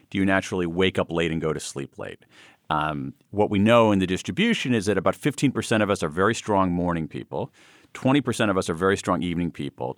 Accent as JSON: {"language": "English", "region": "Central Ohio", "country": "United States", "tie": "born or raised there", "moved": "yes", "said": "I grew up in Central Ohio"}